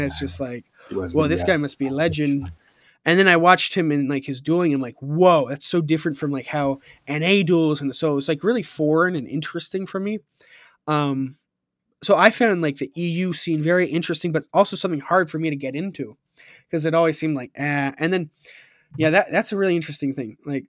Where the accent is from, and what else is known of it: United States